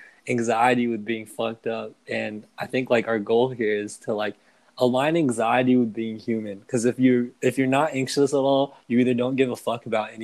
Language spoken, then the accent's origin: English; Plano, Texas, United States; also born or lived in China; I grew up in Plano, Texas, in China, like at separate times.